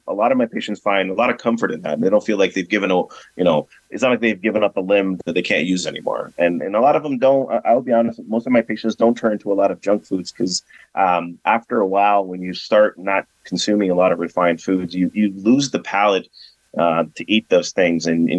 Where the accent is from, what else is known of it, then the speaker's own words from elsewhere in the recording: Brazil; moved away; So I actually recently just came back from my home country. I'm from Brazil.